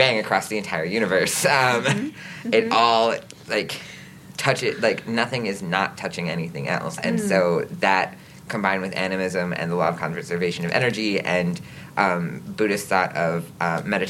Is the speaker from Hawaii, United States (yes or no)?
no; Green Bay, Wisconsin, United States; I was born and raised in Green Bay